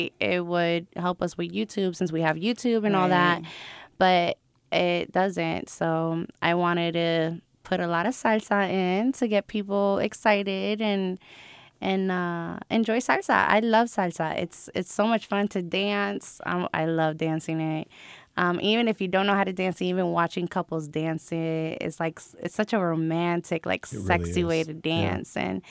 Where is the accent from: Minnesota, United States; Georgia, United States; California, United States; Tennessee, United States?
California, United States; Long Beach; born there; I'm a Navy brat. My parents are Puerto Rican. I was born in Long Beach, California. If you ask me where I'm from, I'm going to tell you Puerto Rico.